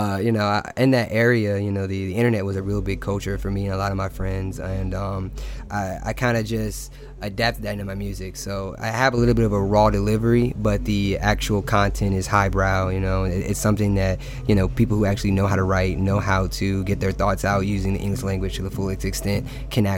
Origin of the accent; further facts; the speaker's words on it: Virginia Beach, Virginia, United States; I'm actually from Virginia Beach.